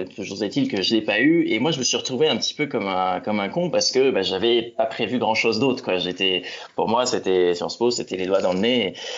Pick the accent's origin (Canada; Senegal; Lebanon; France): France; Mont-Saint-Aignan, Normandy; moved away as an adult; now in Paris, France; je suis né en Normandie, je suis né à Rouen. Euh, c'est là que j'ai passé euh, l'intégralité de mon enfance et de mon adolescence